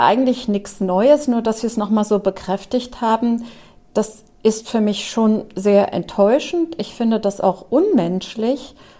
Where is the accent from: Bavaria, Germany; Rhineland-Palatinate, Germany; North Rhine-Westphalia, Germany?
Rhineland-Palatinate, Germany; Trier; moved away; also born or lived in Wiesbaden; Ich bin auch in Trier aufgewachsen